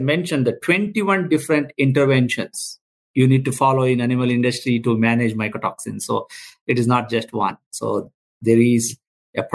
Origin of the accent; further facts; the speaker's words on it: India; I'm a veterinarian from India.